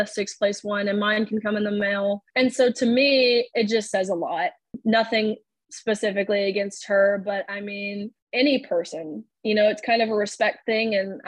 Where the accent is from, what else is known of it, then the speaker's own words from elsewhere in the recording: Nashville, Tennessee, United States; now in Lexington, United States; Moving to Lexington, I wasn't obviously extremely familiar with that area as I'm from Nashville.